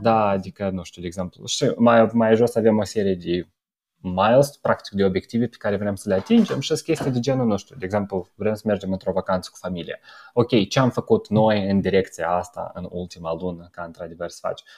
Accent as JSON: {"language": "Romanian", "country": "Moldova", "moved": "yes", "lives_now": "Romania", "said": "noi care venim din Republica Moldova"}